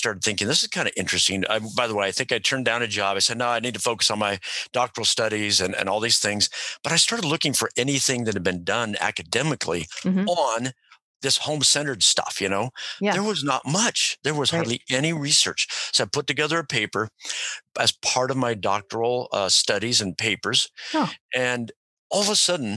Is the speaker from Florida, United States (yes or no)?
no; Oregon, United States; moved away as an adult; also born or lived in Ohio; I was from Oregon